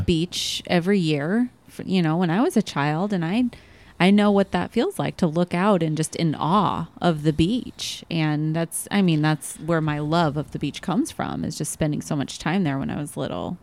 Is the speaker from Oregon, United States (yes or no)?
yes; Oregon, United States; now in Arizona, United States; I'm from Oregon